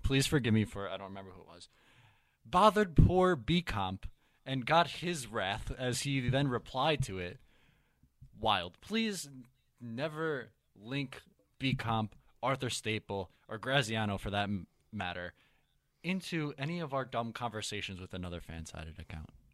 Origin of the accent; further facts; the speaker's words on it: Ireland; I'm Irish myself